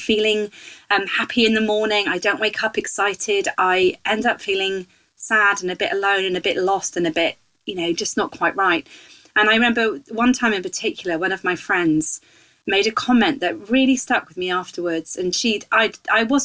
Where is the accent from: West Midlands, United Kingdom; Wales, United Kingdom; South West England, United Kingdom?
South West England, United Kingdom; West Country; accent: West Country; moved away as an adult; also born or lived in Kenya; I grew up in the West Country, which occasionally pops its head up in my accent.